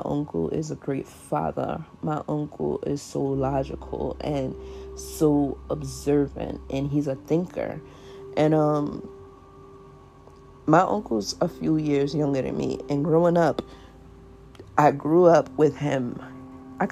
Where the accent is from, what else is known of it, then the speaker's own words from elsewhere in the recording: New York City, New York, United States; I grew up in South Jamaica, Queens